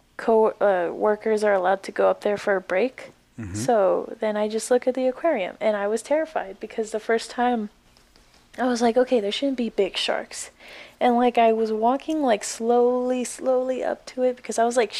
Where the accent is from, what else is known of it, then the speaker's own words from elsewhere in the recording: California, United States; moved away; I'm from California